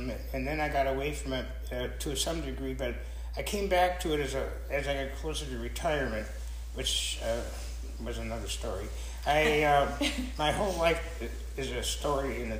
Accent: Peshtigo, Wisconsin, United States; also born or lived in Columbus, Wisconsin; now in Fountain Hills, United States; I was born after the fire, and grew up there, and then we moved around a little bit during the war, Dad, and we finally settled down in Columbus, Wisconsin

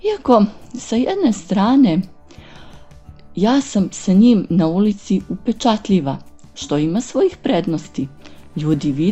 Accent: Niš, Nišava District, Serbia; dolazim iz Niša.

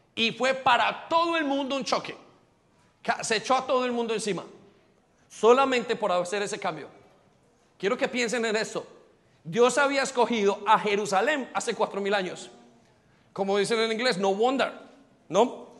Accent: Colombia; moved away as an adult; now in London, United Kingdom; yo conozco mi pueblito y yo conozco el pueblo de muchos de nosotros y sé de dónde, sé de quiénes somos los colombianos

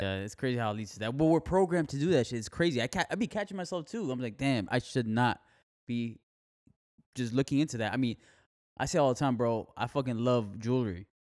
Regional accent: Miami, Florida, United States; now in Fort Myers, United States; I'm from Miami. I love Miami, but I can't live there again

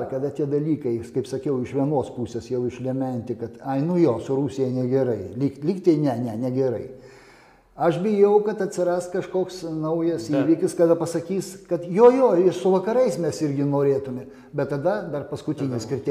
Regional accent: Lithuania; aš tiesiog lietuvis

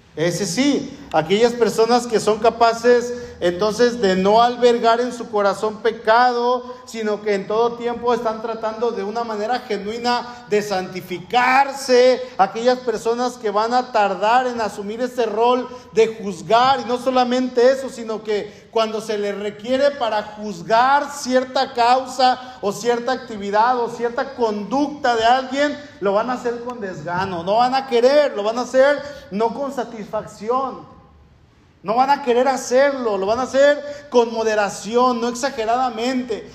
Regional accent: Mexico

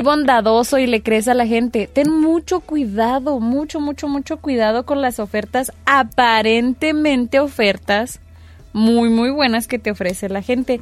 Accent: Cuauhtémoc, Chihuahua, Mexico; mi barrio, ex barrio

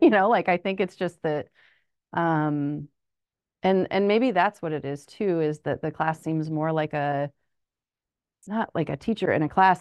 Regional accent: Springfield, Illinois, United States; also born or lived in Urbana-Champaign, Illinois; I am actually from Springfield, Illinois

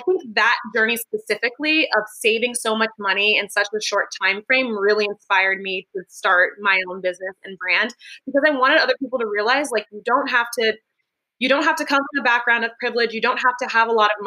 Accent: Los Angeles, California, United States; moved away as an adult; now in San Francisco, United States; I was born and raised in the Los Angeles area

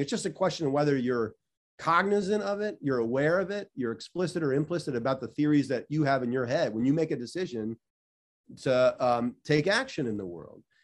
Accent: Washington, District of Columbia, United States; moved away as an adult; also born or lived in Chicago; I grew up in Washington, D C

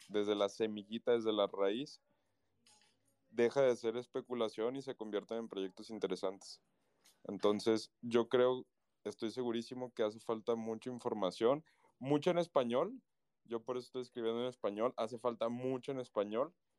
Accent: Guadalajara, Jalisco, Mexico; en mi país, acá en México, en mi ciudad, Guadalajara

